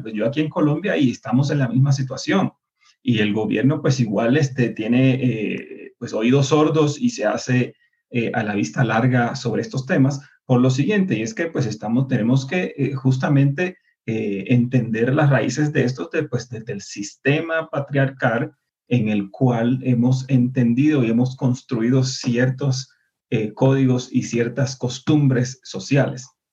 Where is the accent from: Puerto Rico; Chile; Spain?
Puerto Rico; moved away; nosotros como puertorriqueños, y recuerden que la diáspora fuera de nuestro país